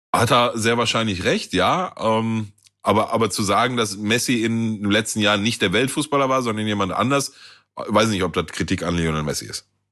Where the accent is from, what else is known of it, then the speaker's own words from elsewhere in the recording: Gelsenkirchen, North Rhine-Westphalia, Germany; bei uns in Gelsenkirchen Süd